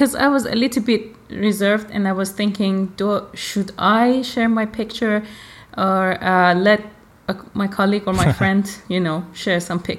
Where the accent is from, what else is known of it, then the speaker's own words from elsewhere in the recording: Iran; born there; I was born in Iran.